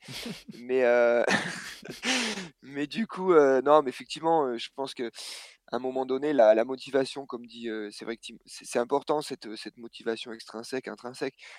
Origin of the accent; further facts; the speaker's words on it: Clermont-Ferrand, Auvergne-Rhône-Alpes, France; on a grandi en fait à Clermont-Ferrand, un petit peu à côté